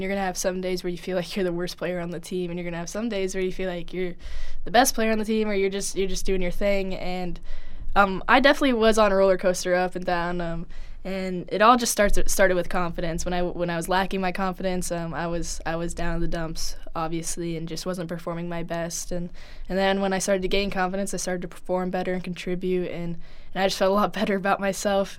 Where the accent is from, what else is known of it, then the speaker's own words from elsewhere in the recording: Humphrey, Nebraska, United States; growing up in Nebraska